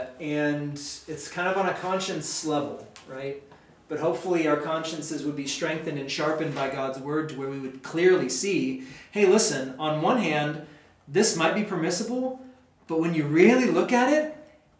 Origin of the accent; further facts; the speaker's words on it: United States; as an American